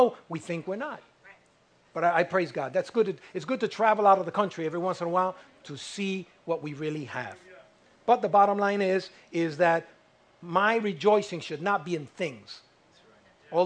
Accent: United States; I'm an American

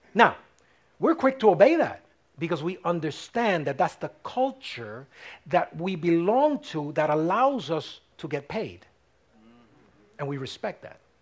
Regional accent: United States; I'm American, but I'm first a child of God

